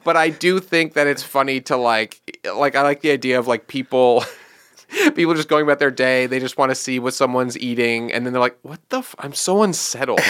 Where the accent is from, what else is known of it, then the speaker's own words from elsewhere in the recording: New York, United States; I'm from New York